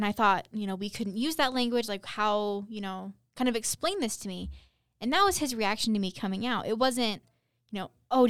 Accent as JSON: {"language": "English", "region": "Utah", "country": "United States", "tie": "born or raised there", "said": "You know, growing up in Utah and even, you know, in places where, you know, the Mormon culture is more prevalent"}